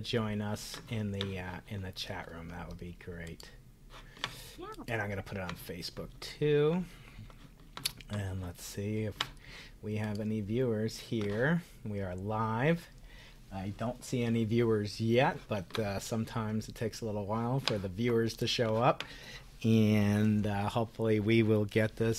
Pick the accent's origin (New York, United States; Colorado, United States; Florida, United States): New York, United States; I'm a New Yorker